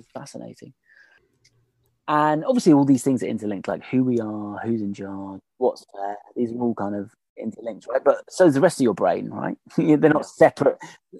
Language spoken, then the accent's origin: English; Australia; Well, we as in the Australians, rather.